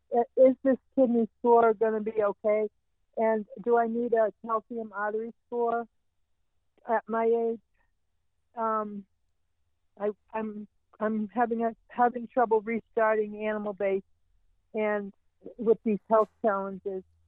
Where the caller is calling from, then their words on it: New Mexico, United States; I'm calling in from New Mexico, U S